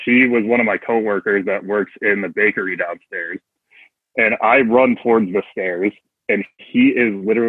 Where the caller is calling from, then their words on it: Buffalo, New York, United States; Bright and sunny, tropical Buffalo, New York.